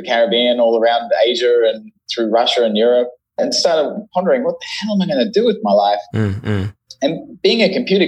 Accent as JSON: {"language": "English", "area": "Brisbane", "region": "Queensland", "country": "Australia", "tie": "born or raised there", "also_born_or_lived": "London", "moved": "as an adult", "said": "I'm originally from Brisbane, Australia. Grew up in the country, but I've moved to the city to become a software engineer."}